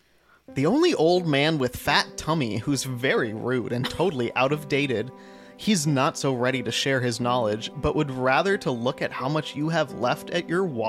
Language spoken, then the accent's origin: English; Ohio, United States; I'm from Ohio.